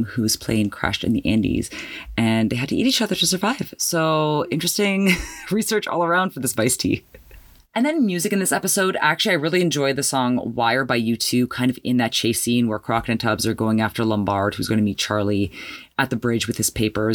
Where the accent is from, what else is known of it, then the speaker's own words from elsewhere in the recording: Canada; me being Canadian